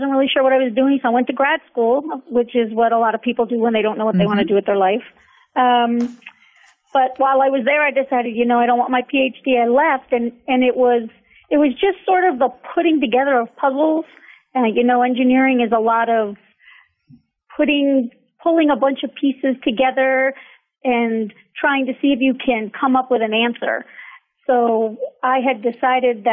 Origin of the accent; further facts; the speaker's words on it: Sleepy Hollow, New York, United States; moved away as an adult; also born or lived in Pittsburgh, Pennsylvania; now in San Antonio, United States; Yes, that is actually the name of where I grew up. It's really only about 10 miles outside of the Bronx in New York City